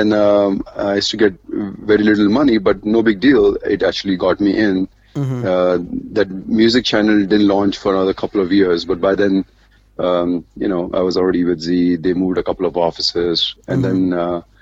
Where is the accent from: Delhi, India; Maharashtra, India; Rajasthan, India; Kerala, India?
Maharashtra, India; Mumbai; also born or lived in Dubai; growing up in Bombay, my dad died when I was 7.